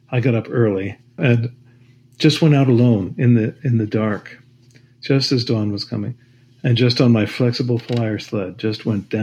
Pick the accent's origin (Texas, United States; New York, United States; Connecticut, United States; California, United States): Connecticut, United States; Stamford; I grew up in Stamford, Connecticut